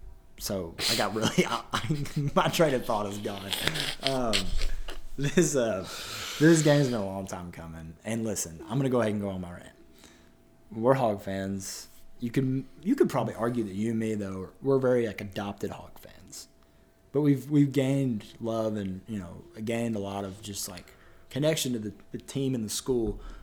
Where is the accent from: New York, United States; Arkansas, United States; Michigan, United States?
Arkansas, United States; Jonesboro; we are from Jonesboro, Arkansas